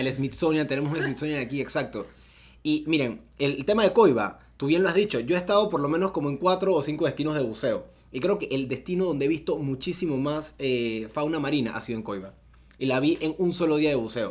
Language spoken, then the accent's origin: Spanish; Panama; así como todo panameño, tú quieres mostrarle lo más bonito de tu país a alguien que viene de afuera.